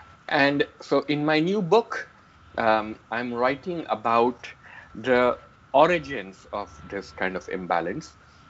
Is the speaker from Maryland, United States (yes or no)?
no; Queens, New York, United States; So Donald Trump also was a German-American kid growing up in Queens.